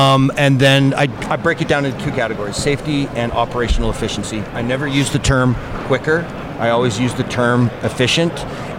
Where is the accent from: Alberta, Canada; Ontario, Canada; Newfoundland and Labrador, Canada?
Alberta, Canada; Calgary; I am originally from Canada.